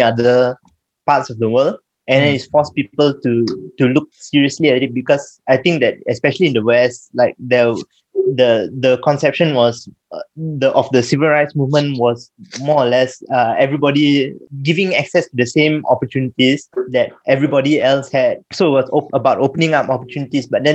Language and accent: English; Malaysia; I as an Indian am expected to have certain types of views because of the experience of the Indian community in Malaysia